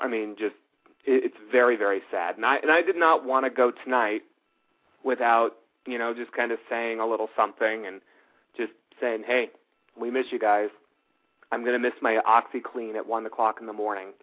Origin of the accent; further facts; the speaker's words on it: Los Angeles, California, United States; now in Charlotte, United States; I grew up out in Los Angeles